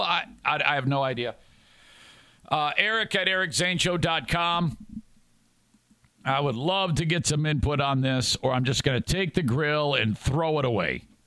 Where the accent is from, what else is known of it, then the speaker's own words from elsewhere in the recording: Warren, Michigan, United States; I grew up in Warren, Michigan